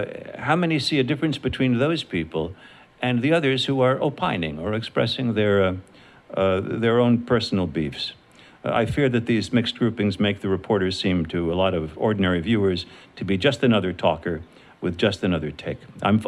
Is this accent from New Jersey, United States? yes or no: no; New York City, New York, United States; where I grew up in New York City